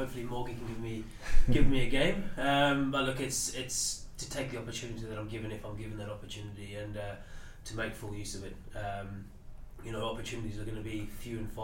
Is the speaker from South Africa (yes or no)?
yes; South Africa; moved away; I grew up in South Africa, so you grew up watching some of the South African players.